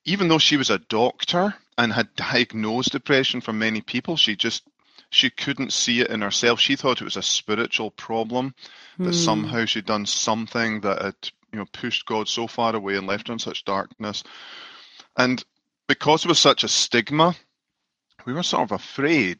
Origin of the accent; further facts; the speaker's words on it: Scotland, United Kingdom; moved away as an adult; now in Grand Rapids, United States; I'm from Scotland originally and came over to the USA 10 years ago after being a pastor in Scotland for 13 years